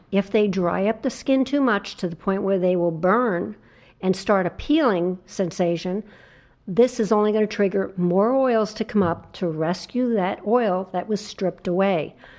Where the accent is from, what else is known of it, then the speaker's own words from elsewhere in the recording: New Jersey shore, United States; I grew up on the New Jersey shore